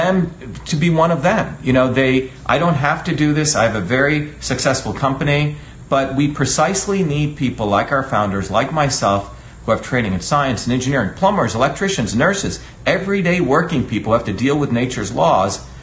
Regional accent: New Jersey, United States; also born or lived in India; now in Massachusetts, United States; I grew up in New Jersey among everyday working people.

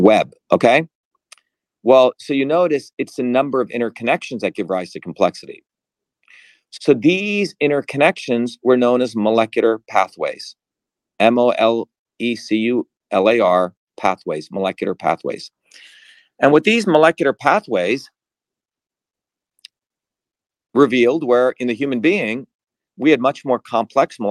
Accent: Mumbai, Maharashtra, India; moved away; also born or lived in New Jersey; I grew up in India where my grandmother was a traditional healer

